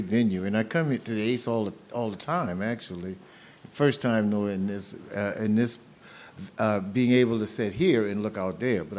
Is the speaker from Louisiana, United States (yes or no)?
yes; a little town outside of Baton Rouge, South Louisiana, United States; I grew up in Louisiana, South Louisiana, in a little town outside of Baton Rouge is where I grew up.